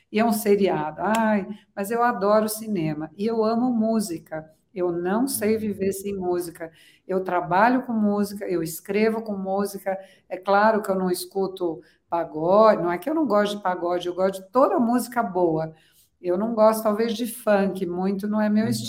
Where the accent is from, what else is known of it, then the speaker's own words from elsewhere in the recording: São Paulo, Brazil; moved away as an adult; also born or lived in Florence, Italy; estou em São uhum. Paulo, então é a minha cidade de origem